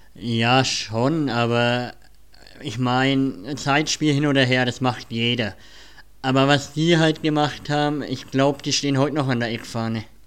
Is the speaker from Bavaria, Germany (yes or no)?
yes; Nuremberg, Bavaria, Germany; sind wir Nürnberger